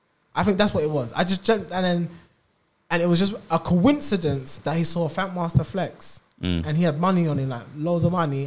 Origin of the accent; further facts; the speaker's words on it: United Kingdom; Nah, I'm a British man.